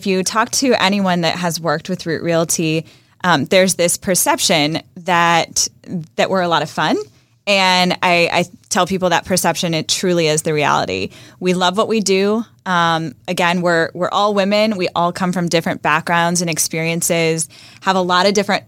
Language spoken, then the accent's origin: English; Midwest, United States; moved away as an adult; also born or lived in Indiana; now in Jacksonville, United States; I was born and raised in the Midwest